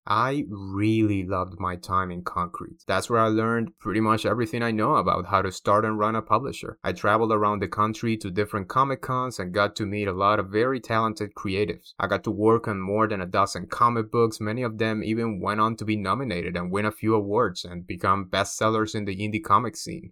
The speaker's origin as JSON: {"language": "English", "region": "Havana", "country": "Cuba", "tie": "born or raised there", "moved": "yes", "said": "I'm originally from Havana, Cuba. That's right, in case my accent didn't give me away, I'm a proud Cuban immigrant. Born and raised in the capital of the island"}